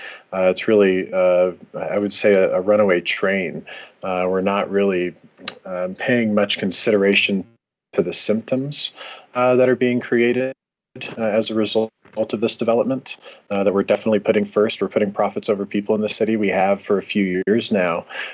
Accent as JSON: {"language": "English", "town": "Lincoln", "region": "Nebraska", "country": "United States", "tie": "born or raised there", "moved": "as an adult", "lives_now": "Denver, United States", "said": "I'm 34 years old. I grew up in Lincoln, Nebraska. I've been in Denver now for a little over 13 years."}